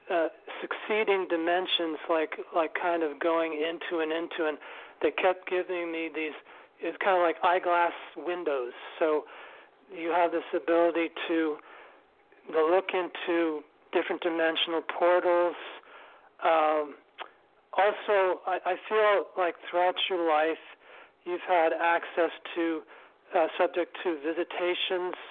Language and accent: English; New York City, New York, United States; I live and I was brought up in New York City, Manhattan